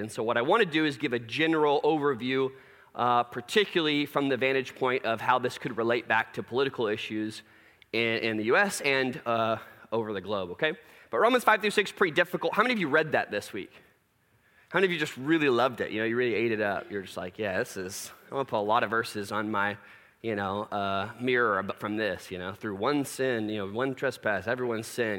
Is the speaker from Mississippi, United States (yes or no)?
no; Plano, Texas, United States; growing up in Plano